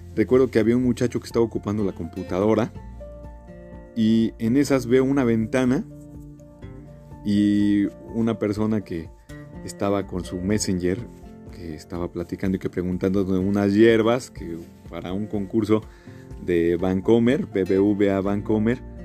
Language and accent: Spanish; Mexico; soy de México